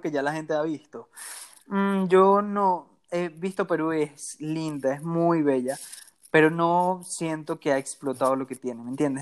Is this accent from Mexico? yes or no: no; Venezuela; Soy venezolano